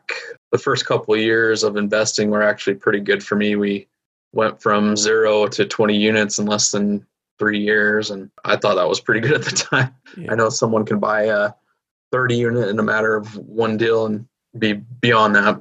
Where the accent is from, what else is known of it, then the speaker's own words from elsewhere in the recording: Utah, United States; here in my hometown in Utah